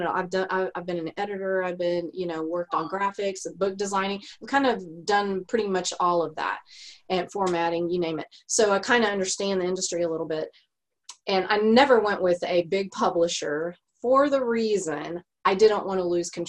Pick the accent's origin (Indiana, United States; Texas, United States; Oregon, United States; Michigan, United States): Texas, United States; I'm a Texan.